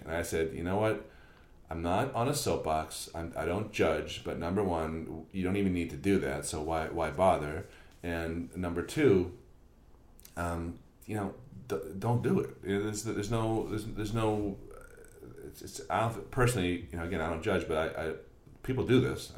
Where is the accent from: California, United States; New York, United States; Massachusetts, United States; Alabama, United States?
Massachusetts, United States; Newton; where I grew up in Newton